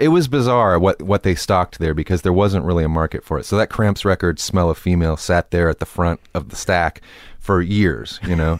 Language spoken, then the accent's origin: English; Temple, Texas, United States; moved away; Temple was, um, you know, I didn't mind it when I was growing up there